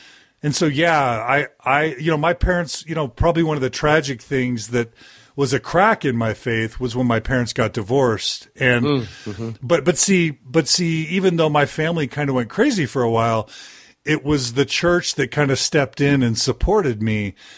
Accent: Texas, United States; also born or lived in Dallas / Houston; So I was raised primarily in Texas. I moved there when I was like 2 years old. I lived 5 years in Dallas and 12 years in Houston. So I consider myself a Texan.

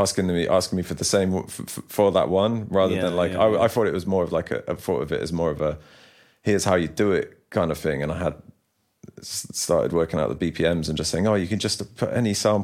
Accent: Bristol, South West England, United Kingdom; I'm from Bristol

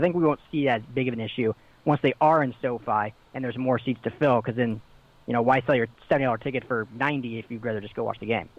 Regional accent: Denver, Colorado, United States; also born or lived in Pasadena, California; now in Los Angeles, United States; I'm from Denver originally.

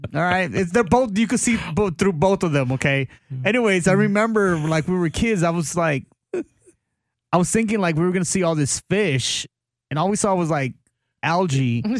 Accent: Del Rio, Texas, United States; I'm from Del Rio, man. Like I'm from the border.

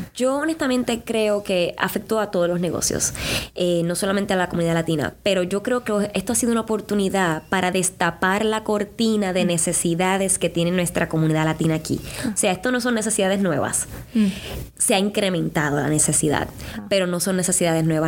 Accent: Puerto Rico; moved away as an adult; now in Indianapolis, United States; en Puerto Rico yo solía tener mi, mi pequeñito negocio de hacer flores

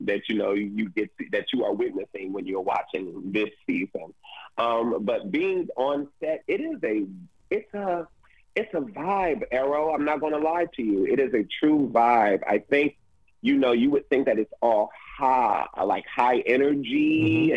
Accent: Detroit, Michigan, United States; I'm originally from Detroit, Michigan

